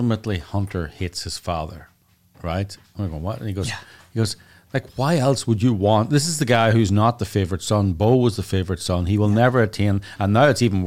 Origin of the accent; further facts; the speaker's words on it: Ireland; we're Irish